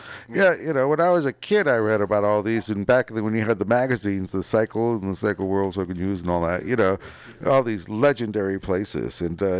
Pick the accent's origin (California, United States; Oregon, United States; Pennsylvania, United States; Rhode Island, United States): California, United States; San Mateo; I grew up in San Mateo.